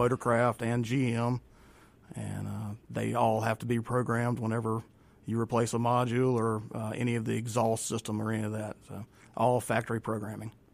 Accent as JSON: {"language": "English", "town": "Raymond", "region": "Mississippi", "country": "United States", "tie": "born or raised there", "said": "I am from Raymond. Okay. Been in Raymond all my life"}